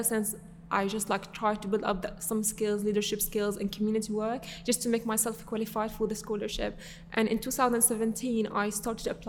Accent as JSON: {"language": "English", "area": "Damascus", "region": "Rif Dimashq", "country": "Syria", "tie": "born or raised there", "also_born_or_lived": "London, United Kingdom", "second_language": "English", "moved": "as an adult", "lives_now": "Harrow, United Kingdom", "said": "I was born and raised in Syria"}